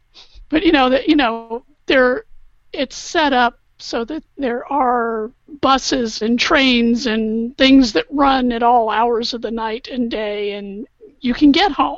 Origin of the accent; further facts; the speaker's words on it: the South, United States; And growing up in the South, yeah.